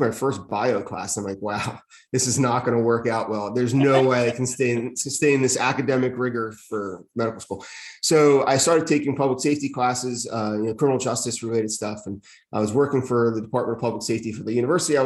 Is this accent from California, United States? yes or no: no; East Windsor, New Jersey, United States; I got hired in my hometown in East Windsor